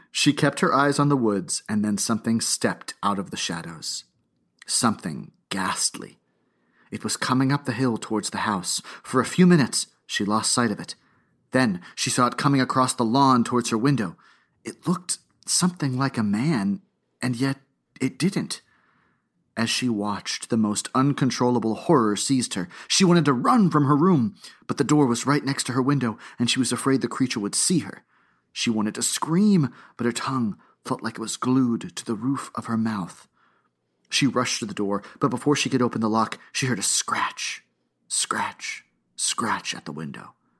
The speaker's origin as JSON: {"language": "English", "town": "Boca Raton", "region": "Florida", "country": "United States", "tie": "born or raised there", "said": "I grew up, I was born in Boca Raton, Florida"}